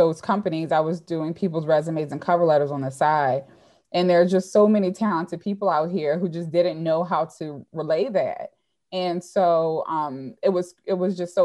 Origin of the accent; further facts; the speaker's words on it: Baltimore, Maryland, United States; in Baltimore, growing up in Baltimore